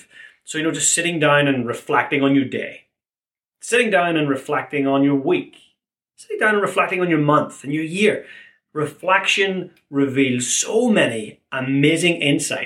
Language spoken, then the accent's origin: English; Ireland; Being an Irishman